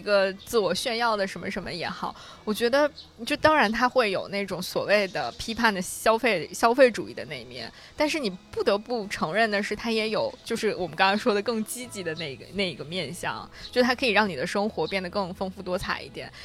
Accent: Central Plains, China; now in Beijing, China; 我作为一个出生在中原的孩子

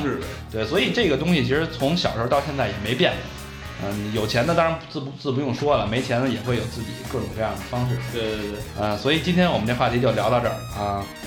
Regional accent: Beijing, China; also born or lived in Hong Kong; 土生土长的北京人，从小，呃，流窜在鼓楼啊、北锣鼓巷、南锣鼓巷啊、天安门、安定门这一带，啊，直到上大学之前都没出过安定门

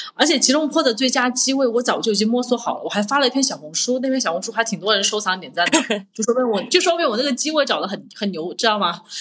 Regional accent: Changde, Hunan, China; moved away; 我本来在国内我是湖南人嘛，我是常德人

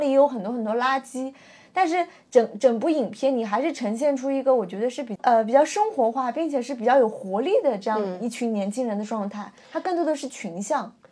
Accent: China; 我作为一个中国人

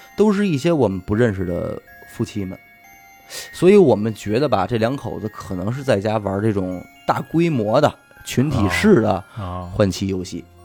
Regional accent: China; 咱们大陆人

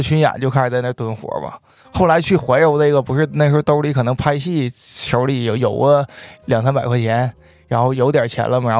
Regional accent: Jinzhou, Liaoning, China; moved away as an adult; also born or lived in Beijing; 我来自辽宁锦州黑山县

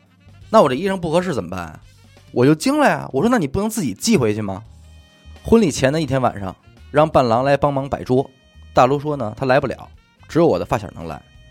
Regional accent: Hebei, China; now in Beijing, China; 我是河北人，在海淀工作，之前干过联想的技术客服

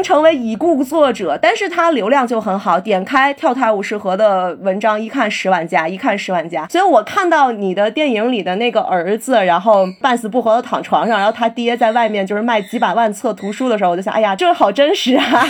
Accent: Beijing, China; 我北京人，我，但我是朝阳区的人哦

